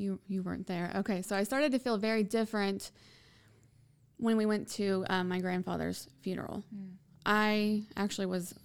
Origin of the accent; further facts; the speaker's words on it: United States; as an American